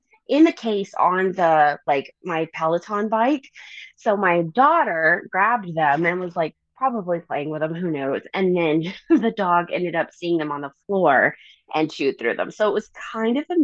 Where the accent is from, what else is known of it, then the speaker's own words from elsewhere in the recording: Middle Tennessee, United States; now in Colorado, United States; I'm originally from Middle Tennessee